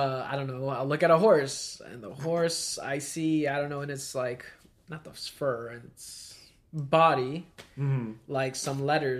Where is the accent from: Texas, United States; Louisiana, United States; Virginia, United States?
Virginia, United States; I'm from Virginia.